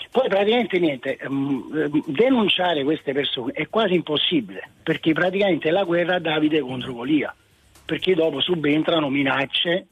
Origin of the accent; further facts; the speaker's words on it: Naples, Campania, Italy; moved away as an adult; now in Rome, Italy; sono di Napoli, però mi sono trasferita a Roma da vent'anni